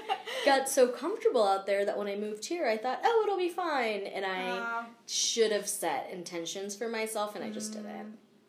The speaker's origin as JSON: {"language": "English", "region": "East Coast", "country": "United States", "tie": "born or raised there", "said": "Like, I grew up skiing on the East Coast, but skiing on the East Coast is different than skiing on the West Coast."}